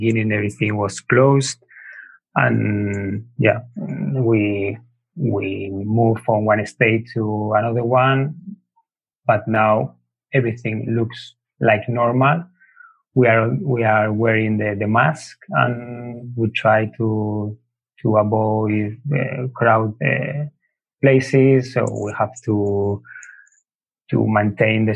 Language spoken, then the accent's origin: English; Soria, Castile and León, Spain; English is a second language; moved away as an adult; also born or lived in Burgos / Italy / United Kingdom / Mexico; I was born in Soria 37 years ago. And I live there with my family, with my parents, with my sister, until when I was 18 years old